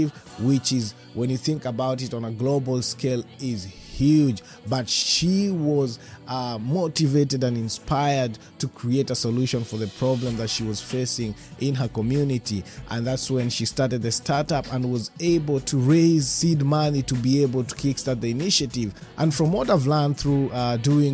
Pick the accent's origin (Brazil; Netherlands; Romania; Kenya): Kenya; being a Kenyan